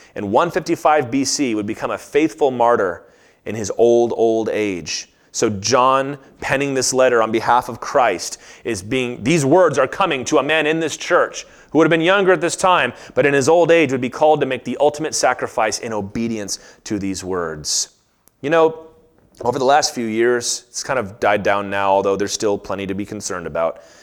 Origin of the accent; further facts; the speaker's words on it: United States; as an American, like, this is my home